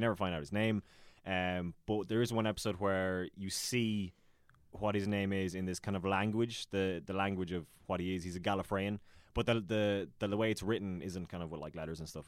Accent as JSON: {"language": "English", "town": "Ballina", "region": "Munster", "country": "Ireland", "tie": "born or raised there", "also_born_or_lived": "Dublin / Killaloe, County Clare"}